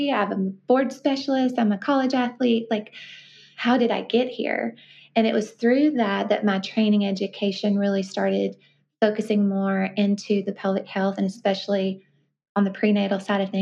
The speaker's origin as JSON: {"language": "English", "town": "Columbia", "region": "Tennessee", "country": "United States", "tie": "born or raised there", "also_born_or_lived": "Memphis, Tennessee / Brentwood, Tennessee", "said": "I grew up in Columbia, Tennessee, which is about 40 miles south of Nashville"}